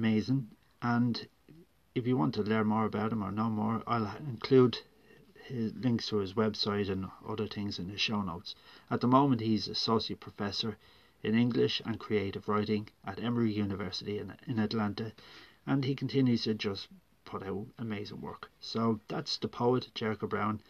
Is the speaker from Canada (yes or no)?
no; Ireland; I am a writer from Ireland